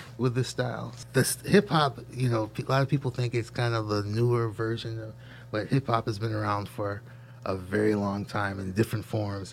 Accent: Syracuse, New York, United States; growing up in Syracuse, I grew up right here in the campus

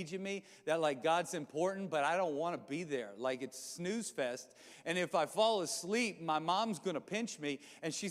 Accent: Louisiana, United States; also born or lived in New Orleans, Louisiana / Baton Rouge, Louisiana; We moved, when I was in seventh grade, we moved from New Orleans, Louisiana to Baton Rouge, Louisiana

